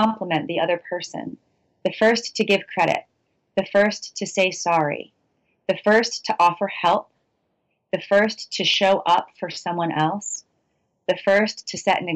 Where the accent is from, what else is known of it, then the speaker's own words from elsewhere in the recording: outside of Boston, Massachusetts, United States; moved away as an adult; also born or lived in Western Maine / California / Austin, Texas; now in Maine, United States; I grew up outside of Boston